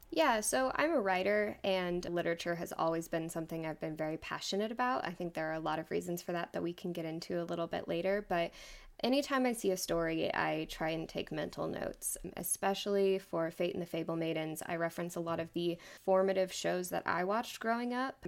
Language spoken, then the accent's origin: English; Austin, Texas, United States; moved away as an adult; now in West Texas, United States; I grew up in Austin, Texas.